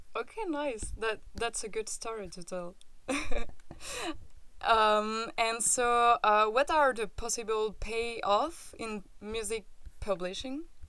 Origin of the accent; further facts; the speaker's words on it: France; accent: French; English is a second language; I'm French and this can explain my accent